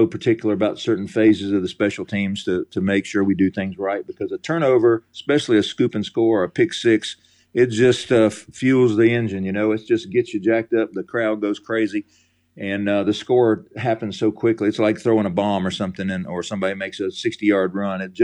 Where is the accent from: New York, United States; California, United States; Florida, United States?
Florida, United States; moved away as an adult; also born or lived in South Alabama; now in Alabama, United States; I grew up in Florida and coached down in South Alabama